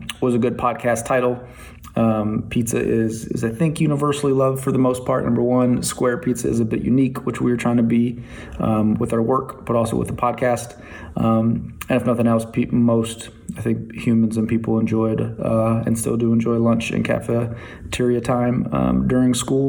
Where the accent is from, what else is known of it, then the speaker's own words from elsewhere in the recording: Toledo, Ohio, United States; moved away; growing up in Toledo, Ohio, shout out to public schools in Toledo, Ohio